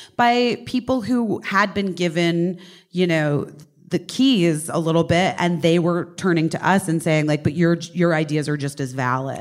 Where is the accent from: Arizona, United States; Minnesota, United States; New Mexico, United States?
Arizona, United States; Scottsdale; moved away as an adult; also born or lived in Oak Park, Illinois / Los Angeles; I was born in Oak Park, Illinois, um, and then we moved to Arizona